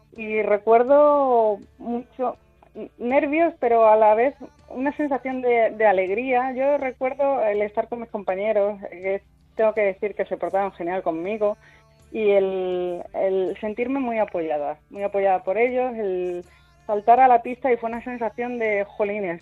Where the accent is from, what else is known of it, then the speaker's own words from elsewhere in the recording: Cáceres, Extremadura, Spain; yo soy de Cáceres